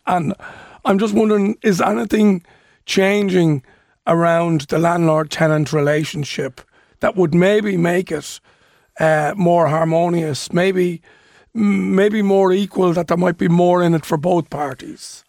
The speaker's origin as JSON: {"language": "English", "town": "Dún Laoghaire", "region": "Leinster", "country": "Ireland", "tie": "born or raised there", "said": "in my hometown of Dunleary"}